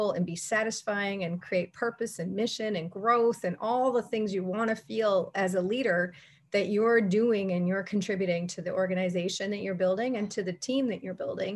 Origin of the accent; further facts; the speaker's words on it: Canada; as a Canadian